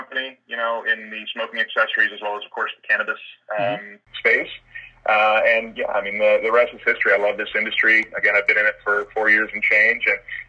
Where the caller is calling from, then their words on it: Cobourg, Ontario, Canada; I'm actually broadcasting out of my office in my home in Coburg, Ontario.